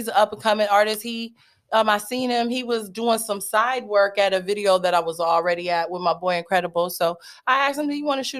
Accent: Stockton, California, United States; born or raised there; also born or lived in Germany

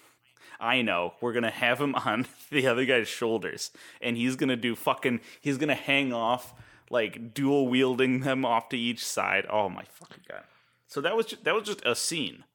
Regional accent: United States; as an American

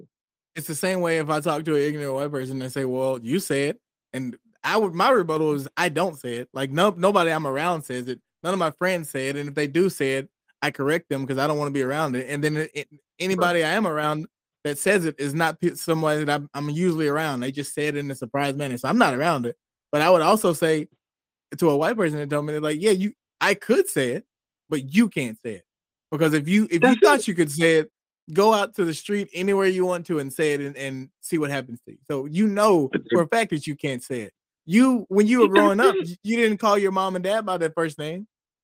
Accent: United States; I don't go around and say call myself African American because I'm not African. I was never been in Africa, and I'm only American.

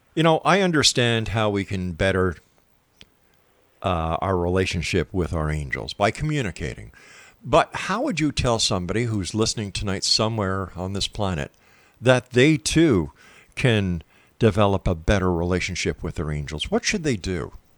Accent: Montreal, Quebec, Canada; Montreal, Quebec, my hometown

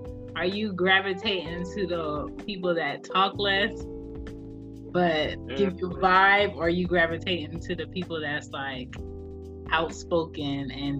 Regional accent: Philadelphia, Pennsylvania, United States; I'm from Philly, but my family is Jamaican

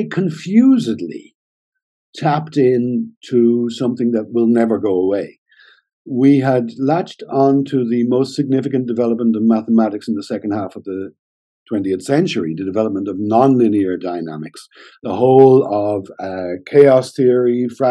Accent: Ireland; also born or lived in Germany; I'm Irish

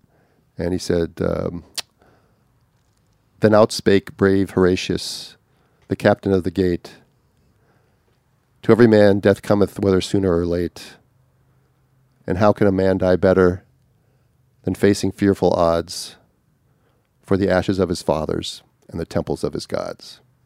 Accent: Australia; Anyway, I'm from Australia

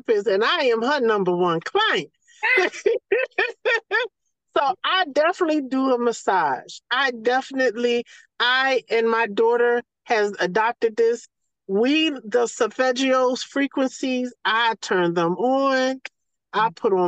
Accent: the South, United States; accent: Southern; as soon as they hear my accent or my vernacular, they know it's some South in me

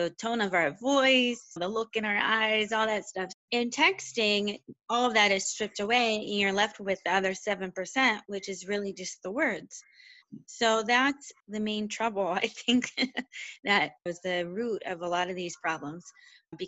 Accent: Western Pennsylvania, United States; I'm originally from Western Pennsylvania, smaller town

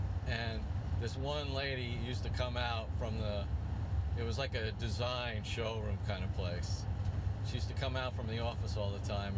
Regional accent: New York City, New York, United States; moved away; also born or lived in Arizona; people knew I was from Brooklyn.

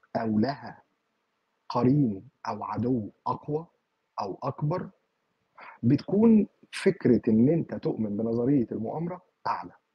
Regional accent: Egypt; عندنا في مصر

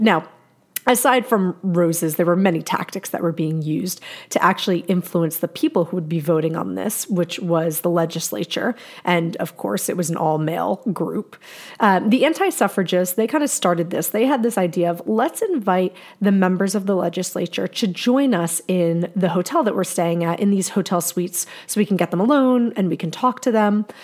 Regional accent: New Jersey, United States; my home state of New Jersey.

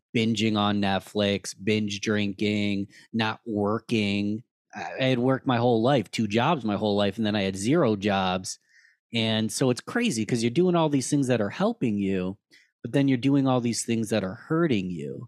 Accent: Rochester, New York, United States; I'm born and raised in Rochester, New York, lived here my whole life

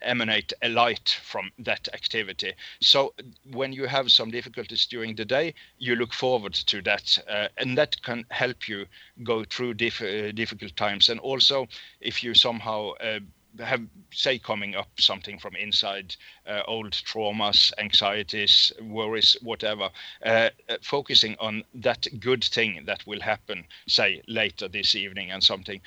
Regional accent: Norway; English is a second language

